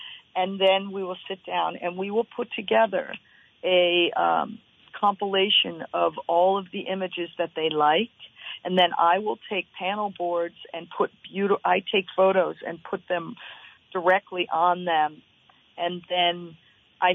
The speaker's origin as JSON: {"language": "English", "area": "the Berkshires", "region": "Massachusetts", "country": "United States", "tie": "born or raised there", "also_born_or_lived": "Oregon", "moved": "yes", "lives_now": "Waitsfield, United States", "said": "I grew up in the Berkshires"}